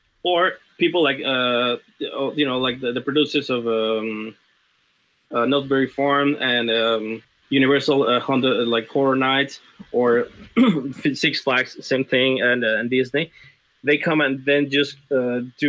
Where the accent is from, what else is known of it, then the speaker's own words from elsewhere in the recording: Mexico City, Mexico; moved away; I'm from Mexico City